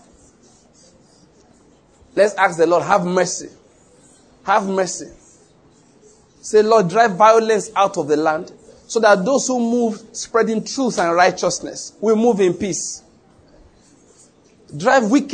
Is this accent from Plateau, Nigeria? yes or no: no; Ondo, Nigeria; moved away; also born or lived in Edo State / Lagos / Taraba State; I was born in Ondo State and I grew up there.